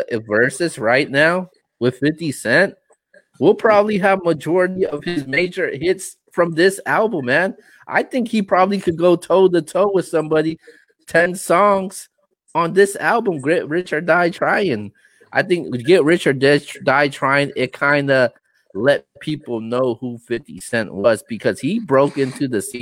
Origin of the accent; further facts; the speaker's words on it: West Coast, United States; I am from the West Coast